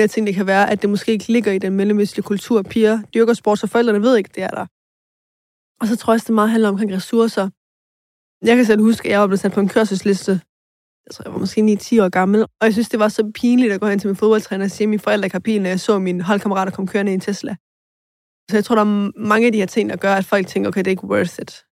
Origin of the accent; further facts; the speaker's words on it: Aarhus, Central Denmark Region, Denmark; Og jeg voksede op i Skovgårdsparken, som er et boligområde meget til på Gellerupparken